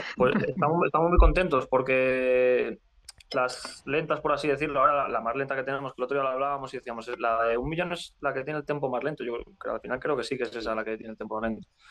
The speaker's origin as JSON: {"language": "Spanish", "region": "Community of Madrid", "country": "Spain", "lives_now": "Madrid, Spain", "said": "somos de un pueblo. nosotros somos eh, de varios sitios, pero alrededor de la zona, de la zona norte de Madrid, San Agustín de Guadalís, El Molar"}